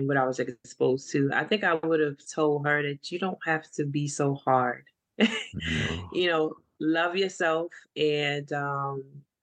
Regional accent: New York City, New York, United States; moved away; also born or lived in Washington, District of Columbia, United States; I'm from East New York, Brooklyn

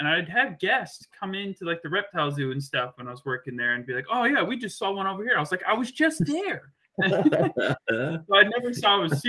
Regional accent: Georgia, United States; moved away; also born or lived in Kentucky; I grew up up in Georgia, right at the base of the mountain. Like, not really at the base of the mountains, but not almost in the mountains of Georgia.

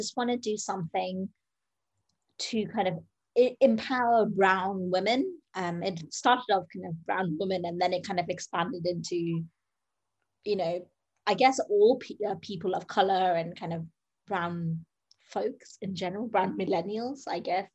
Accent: United Kingdom; I'm a British Bengali in my 30s

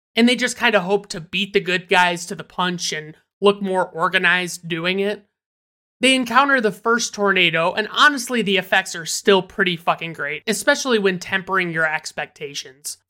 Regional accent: Michigan, United States; I'm from Michigan, and I call soda pop

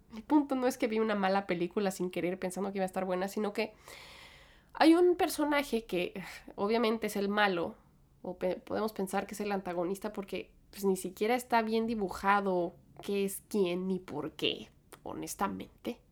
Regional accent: Mexico; moved away as an adult; now in New York, United States; yo crecí en México

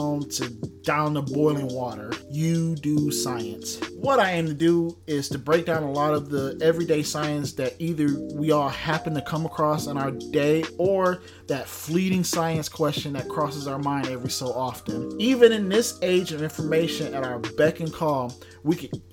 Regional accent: Detroit, Michigan, United States; growing up in Detroit

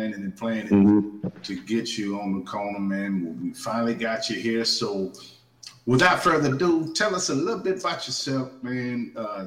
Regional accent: Texas, United States; I'm from Texas, and everything that I grew up on was from artists that was from New York

